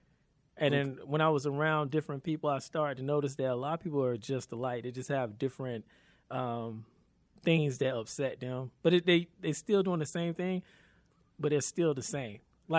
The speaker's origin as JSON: {"language": "English", "town": "Raleigh", "region": "North Carolina", "country": "United States", "tie": "born or raised there", "also_born_or_lived": "Cary, North Carolina", "said": "I grew up in Southeast Raleigh. Lived all over pretty much parts of Raleigh, but I went to high school actually for a year and a half, in Cary."}